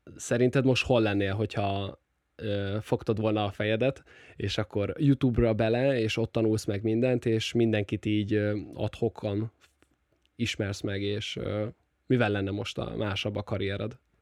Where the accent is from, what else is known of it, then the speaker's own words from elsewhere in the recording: Nyíregyháza, Szabolcs-Szatmár-Bereg, Hungary; Nyíregyházi vagyok, ugye ez nagyjából 100 ezres